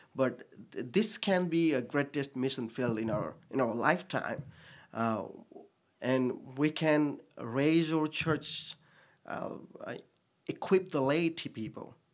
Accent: Nepal; English is a second language; moved away as an adult; also born or lived in Bhutan; now in Sioux Falls, United States; I was born in Bhutan. I was, um, a year and a half old when I left the country as a refugee and was in Nepal for almost twenty plus years.

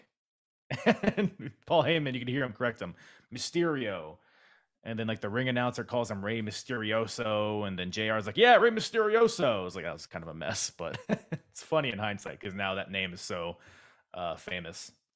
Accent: Philippines; I'm Filipino

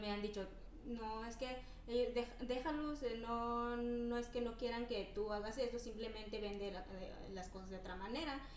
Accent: Oaxaca, Mexico; moved away as an adult; soy de Oaxaca

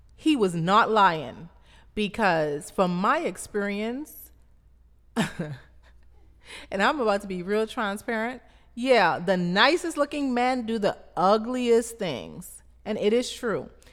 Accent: Abaco, Bahamas; I grew up in Abaco, Bahamas, which is the third largest island of the Bahamas.

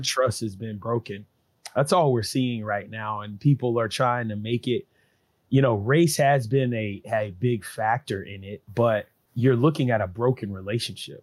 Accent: Columbus, Georgia, United States; I was born in Columbus, Georgia.

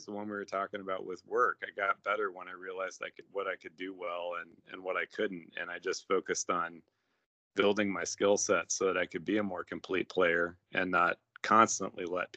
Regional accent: Cashmere, Washington, United States; moved away; also born or lived in Iran; I grew up in Cashmere, Washington, which is a little tiny, mostly orcharding community in the center of Washington State.

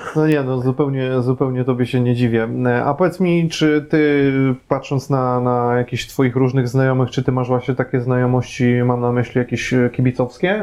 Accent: Łódź Voivodeship, Poland; pochodzę z Podłodzi, więc ja pamiętam Łódź

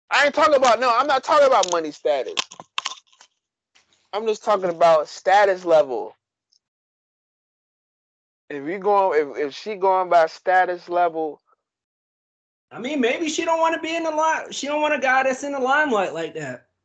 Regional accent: Staten Island, New York, United States; I'm from Staten Island.

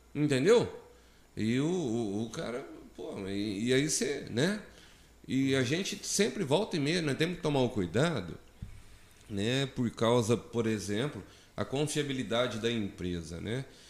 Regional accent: Minas Gerais, Brazil; eu sou de cidade uhum. grande, sou de Minas Gerais

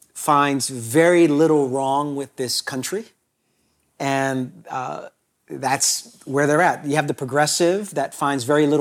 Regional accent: Brooklyn, New York, United States; New York my entire life in Brooklyn, a part of Brooklyn that's not the new Brooklyn.

